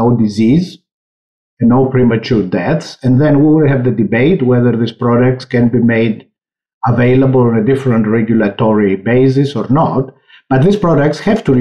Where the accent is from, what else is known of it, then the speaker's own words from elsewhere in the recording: Greece; moved away; I come from Greece